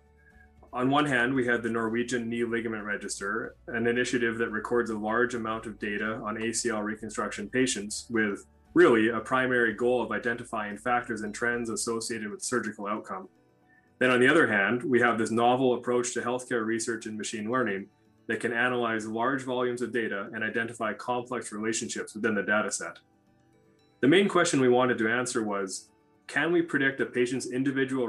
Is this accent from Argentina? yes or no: no; Canada; moved away as an adult; also born or lived in Oslo, Norway / Minnesota, United States; now in Minneapolis, United States; I'm actually originally from Canada, and that's where I completed most of my training, including medical school and orthopedic residency